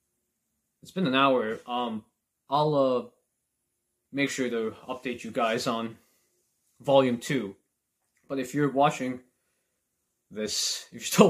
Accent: Canada; as a Canadian

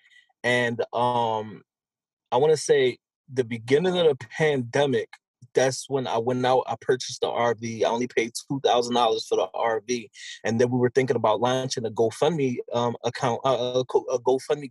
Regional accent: Philadelphia, Pennsylvania, United States; I'm from Philadelphia, still currently live in Philadelphia

